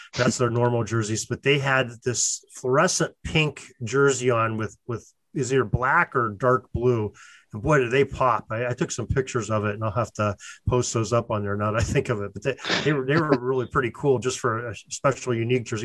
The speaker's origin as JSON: {"language": "English", "region": "Western Pennsylvania", "country": "United States", "said": "I'm from I'm from Western Pennsylvania"}